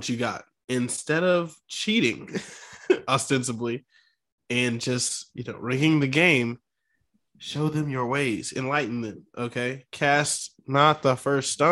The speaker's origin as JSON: {"language": "English", "town": "Houston", "region": "Texas", "country": "United States", "said": "I'm from Houston."}